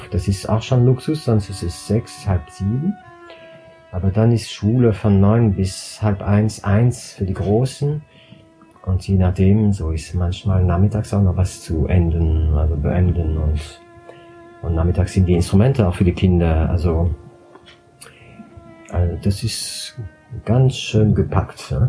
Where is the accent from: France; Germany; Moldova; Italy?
France; Strasbourg, Grand Est; Ich komme aus Straßburg